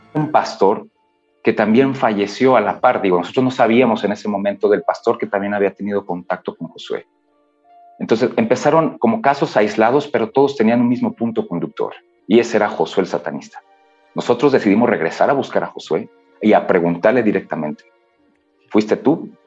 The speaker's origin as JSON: {"language": "Spanish", "region": "Michoacán", "country": "Mexico", "said": "yo soy de Michoacán"}